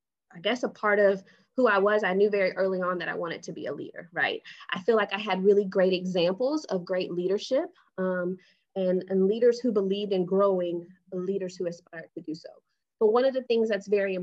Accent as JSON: {"language": "English", "town": "Houston", "region": "Texas", "country": "United States", "tie": "born or raised there", "said": "So I currently live in Houston, Texas. I grew up here in Houston, Texas."}